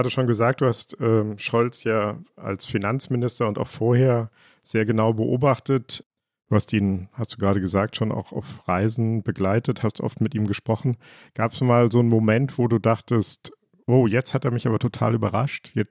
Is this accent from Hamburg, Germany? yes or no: yes; Hamburg, Germany; ich komme auch aus Rahlstedt.